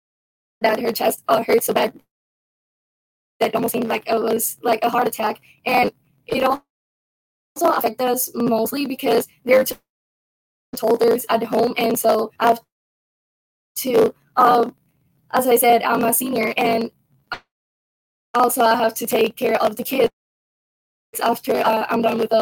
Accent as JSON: {"language": "English", "country": "Puerto Rico", "moved": "yes", "said": "I came from Puerto Rico. It's a different country where you see different people"}